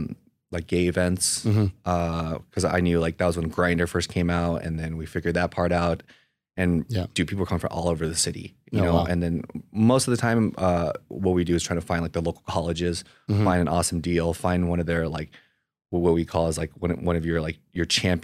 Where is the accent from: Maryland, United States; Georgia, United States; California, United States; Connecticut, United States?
California, United States; Pasadena; So I was born in Pasadena, California. It's a pretty affluent area, so they call it the Asian Beverly Hills. I was literally grew up with 80% Asians throughout my whole school life.